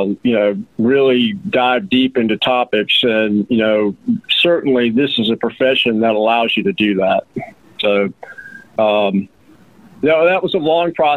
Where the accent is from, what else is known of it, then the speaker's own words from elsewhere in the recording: Roswell, Georgia, United States; now in Rome, United States; I actually grew up in Georgia. I'm from Roswell, Georgia, which is a suburb